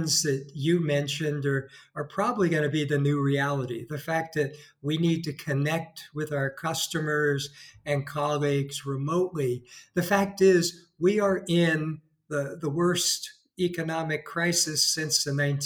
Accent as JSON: {"language": "English", "region": "California", "country": "United States", "moved": "as an adult", "lives_now": "Spain", "said": "From my voice, you could probably tell I'm from California."}